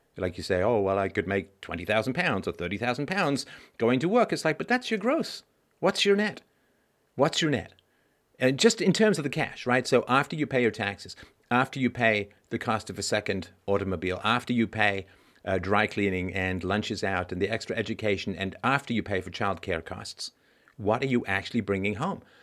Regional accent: London, United Kingdom; also born or lived in Athlone, Ireland / Cheltenham; now in Canada; when I was a kid, uh, growing up in London

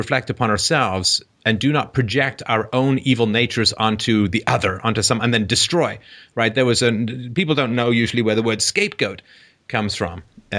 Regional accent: England, United Kingdom; the way I was raised in England was, how would you like it if, right?

